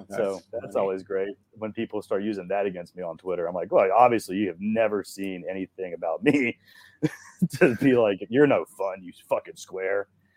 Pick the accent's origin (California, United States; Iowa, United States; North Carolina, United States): North Carolina, United States; Asheville; also born or lived in Marietta, Georgia; now in Atlanta, United States; I'm from Asheville. So we're both from North Carolina.